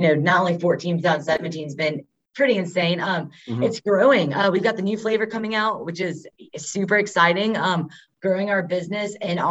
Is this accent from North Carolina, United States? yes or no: yes; Winston-Salem, North Carolina, United States; I was born and raised here in Winston